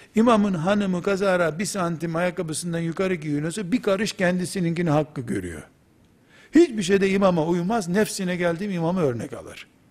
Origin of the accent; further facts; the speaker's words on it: Black Sea Region, Turkey; Bizim Karadeniz deyimidir